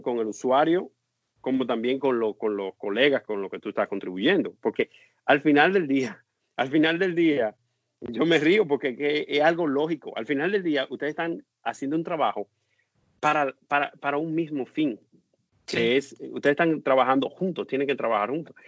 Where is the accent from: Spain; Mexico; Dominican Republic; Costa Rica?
Dominican Republic; born or raised there; moved away as an adult; now in United States